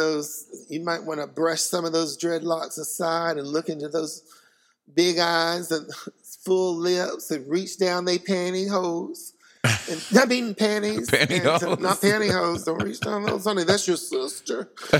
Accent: United States; I'm an American, and I do love it here. This is my home.

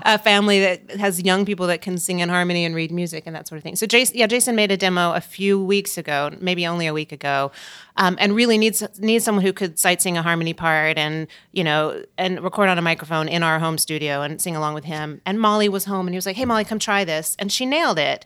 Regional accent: Tennessee, United States; moved away; I grew up in Tennessee and I was this pianist kid in a town where no one else

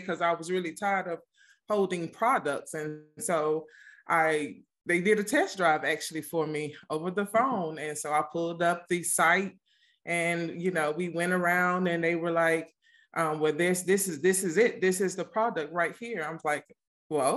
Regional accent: Mississippi, United States; moved away; I'm from the country. I'm actually originally from Mississippi

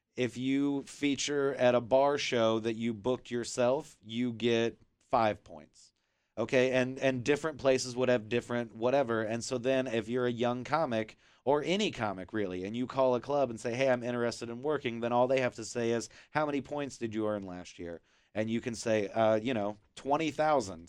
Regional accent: Kansas City, United States; I'm from Kansas City

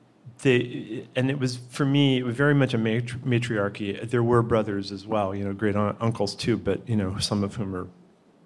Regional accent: Pittsfield, Massachusetts, United States; moved away; I'm from Pittsfield

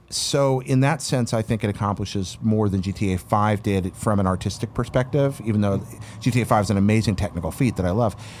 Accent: North Carolina, United States; where I grew up in North Carolina

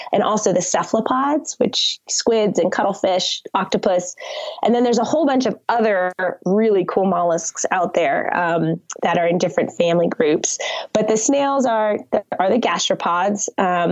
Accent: Connecticut, United States; moved away; I grew up on the Long Island Sound, on the shores of Connecticut.

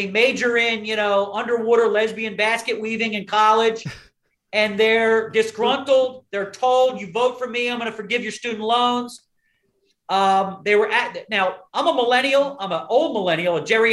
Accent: Philadelphia, Pennsylvania, United States; I'm from Philadelphia

